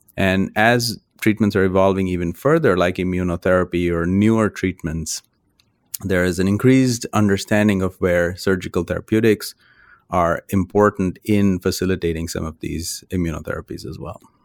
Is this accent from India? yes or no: yes; India; moved away as an adult; now in United States; I grew up in India, which is where I did my medical training. And, uh, I've spent now half of my life in the United States and half my life in India